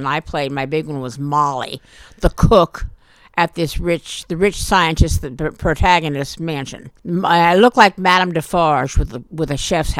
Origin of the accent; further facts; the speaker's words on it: Ohio, United States; moved away as an adult; now in New York, United States; I'm from Ohio. I moved here when I was 22